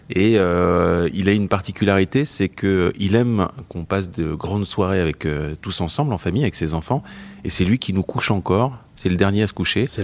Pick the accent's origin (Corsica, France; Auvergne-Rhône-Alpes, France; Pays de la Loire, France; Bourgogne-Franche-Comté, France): Bourgogne-Franche-Comté, France; Bois-d'Amont; also born or lived in Switzerland; parce que j'étais originaire du Jura, du village de Bois d'Amont, qui est un village où il n'y avait pas de maternité